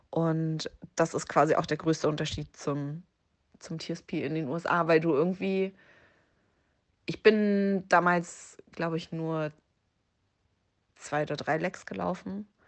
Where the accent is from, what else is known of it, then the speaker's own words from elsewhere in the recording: Berlin, Germany; also Berlin ist meine Heimatstadt und das war einfach so zu Hause laufen.